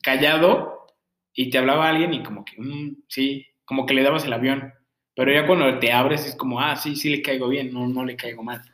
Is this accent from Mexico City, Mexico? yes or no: yes; Mexico City, Mexico; moved away; yo vengo de la Ciudad de México